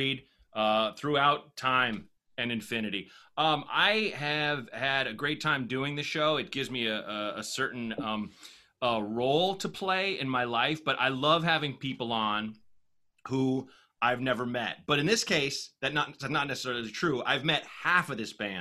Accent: Portland, Oregon, United States; I was growing up in Portland, Oregon

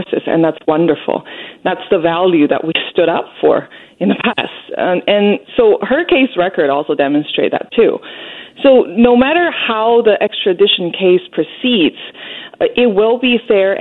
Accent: Hunan, China; now in Canada; I was in the neighboring province, Hunan, which is about 4 hours drive from Wuhan

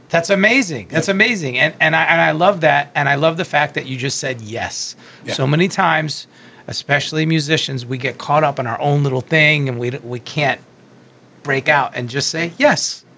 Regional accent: Long Island, New York, United States; I'm from Long Island, or as I say, Strong Island

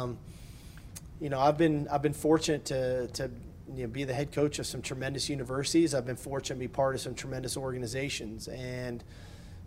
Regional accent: California, United States; moved away as an adult; as a kid growing up in California

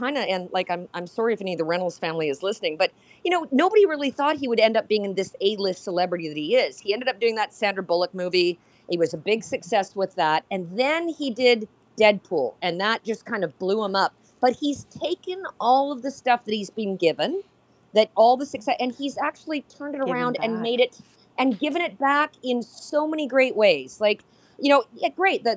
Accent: Canada; being Canadian

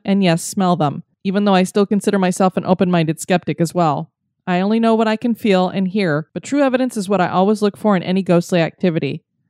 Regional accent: Massachusetts, United States; Back in 2012, I went on a family road trip down to South Carolina from my home state of Massachusetts.

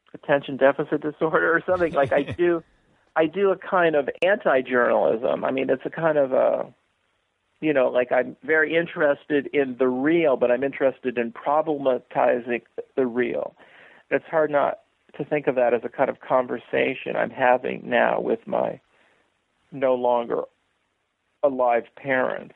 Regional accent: San Francisco, California, United States; also born or lived in upstate New York; now in Seattle, United States; growing up in San Francisco in the 1960s

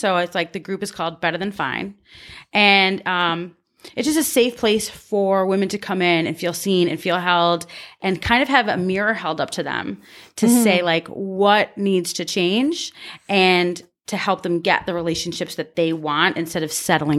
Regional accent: Canada; Oh, I'm Canadian.

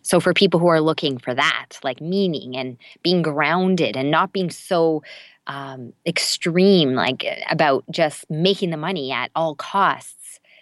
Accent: Canada; I'm Canadian

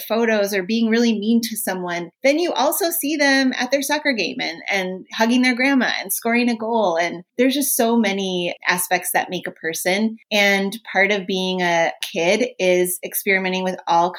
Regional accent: Minnesota, United States; I'm from Minnesota

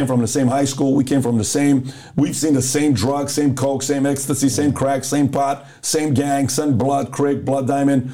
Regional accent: Iran; moved away; also born or lived in Los Angeles, United States; I grew up in Iran

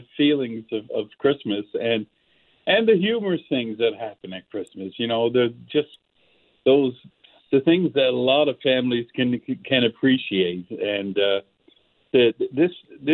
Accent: Cape Breton Island, Nova Scotia, Canada; growing up in Cape Breton Island

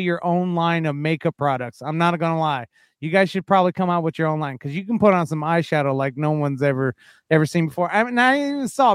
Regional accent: Yuma, Arizona, United States; moved away as an adult; now in Las Vegas, United States; I grew up in Yuma, Arizona

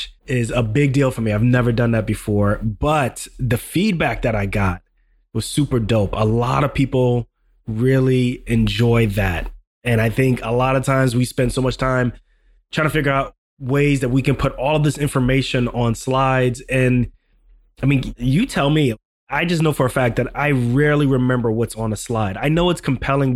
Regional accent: Ghana; moved away; I'm from Ghana.

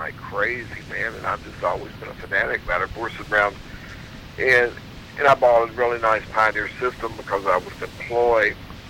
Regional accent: Louisville, Kentucky, United States; I grew up in Louisville, Kentucky.

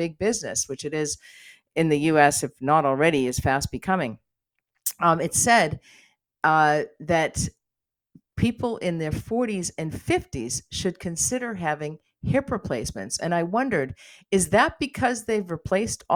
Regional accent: United States; now in Canada; I spend some time in the U.S. because I am American

